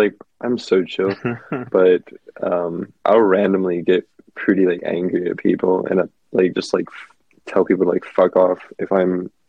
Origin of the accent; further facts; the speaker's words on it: Dallas, Texas, United States; growing up in Dallas